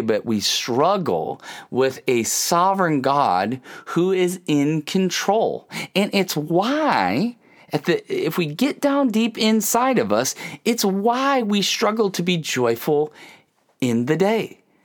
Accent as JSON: {"language": "English", "region": "Ohio", "country": "United States", "tie": "born or raised there", "said": "I grew up in Ohio"}